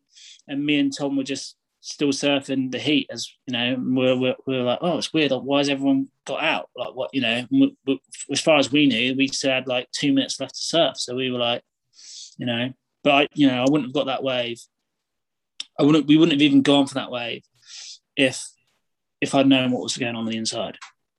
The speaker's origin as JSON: {"language": "English", "region": "England", "country": "United Kingdom", "said": "I'm the dude from England"}